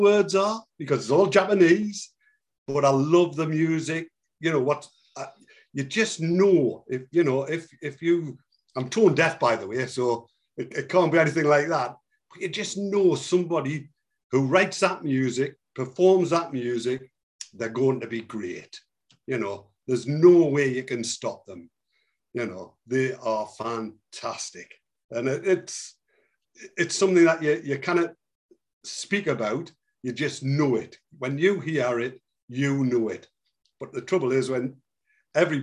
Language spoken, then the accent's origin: English; Newcastle upon Tyne, North East England, United Kingdom; I'm from Newcastle.